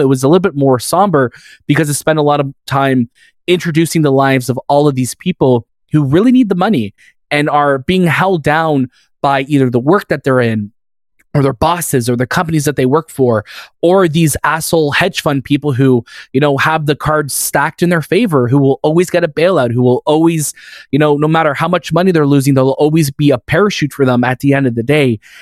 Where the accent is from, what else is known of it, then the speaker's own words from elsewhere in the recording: Canada; that's what we grew up with here in Canada.